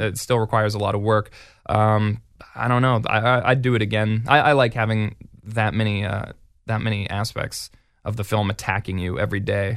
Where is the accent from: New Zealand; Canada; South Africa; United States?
Canada; Edmonton, Alberta; my hometown is Edmonton